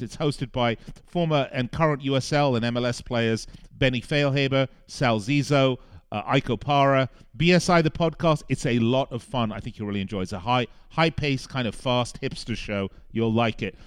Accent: Las Vegas, Nevada, United States; my hometown in Las Vegas

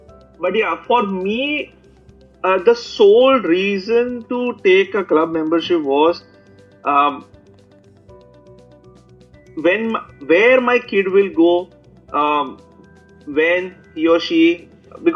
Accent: Mumbai, Maharashtra, India; also born or lived in Bangalore; I'm from Bombay. I was for a brief period in Bangalore as well

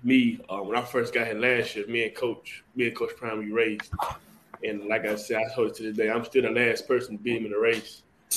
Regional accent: Louisiana, United States; I'm from Greensboro, Louisiana, Dennisville, Louisiana.

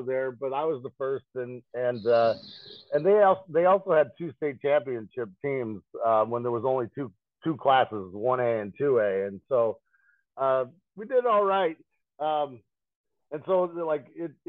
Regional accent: Morris, Illinois, United States; born or raised there

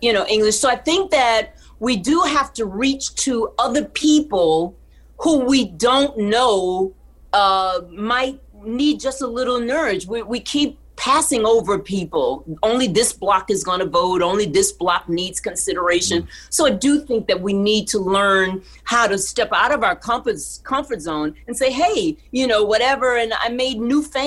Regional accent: Texas, United States; I grew up in Texas

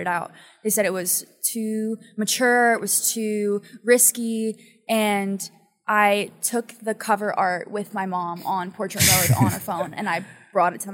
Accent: Pennsylvania, United States; now in Los Angeles, United States; I'm from Pennsylvania

